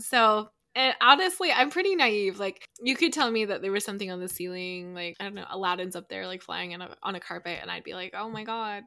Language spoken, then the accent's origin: English; Calgary, Alberta, Canada; I grew up in Calgary, Alberta.